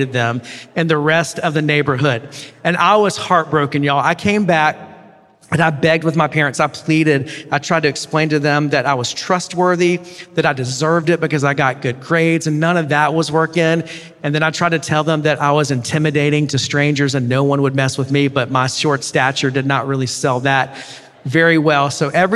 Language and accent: English; Columbia, South Carolina, United States; I grew up in Columbia, South Carolina.